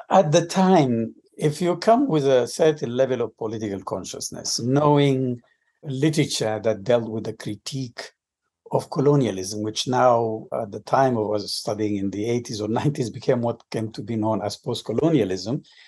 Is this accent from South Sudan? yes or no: yes; Juba, South Sudan; moved away as an adult; also born or lived in Khartoum, Sudan / Omdurman, Sudan / Philadelphia, United States / Ithaca, United States; now in United States; I'm originally from Sudan. Uh, I grew up in a city that is now part of the southern Sudan after the split. It's called Juba. That's where I was born and then moved north, and I studied in Khartoum